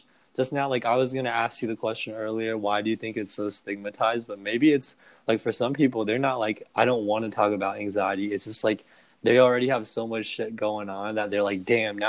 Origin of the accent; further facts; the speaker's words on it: Plano, Texas, United States; also born or lived in China; I grew up in Plano, Texas, in China, like at separate times.